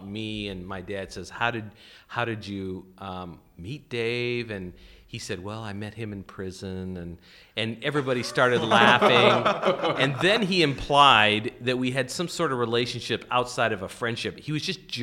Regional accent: North Dakota, United States; now in Illinois, United States; I grew up in North Dakota where it was never a problem to hunt

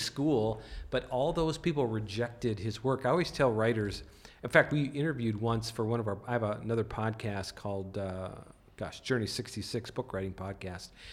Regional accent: North Dakota, United States; moved away; I grew up in North Dakota

